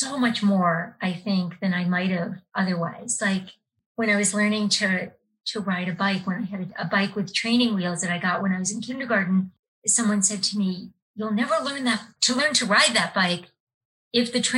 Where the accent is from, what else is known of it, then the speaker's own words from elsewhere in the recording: Connecticut, United States; moved away as an adult; now in Boston, United States; I'm from Connecticut originally, and I grew up in a small town.